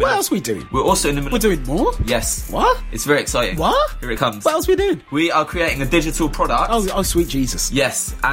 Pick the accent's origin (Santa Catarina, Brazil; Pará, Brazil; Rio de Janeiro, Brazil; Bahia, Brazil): Rio de Janeiro, Brazil; Niterói; I'm from Niterói, Brazil.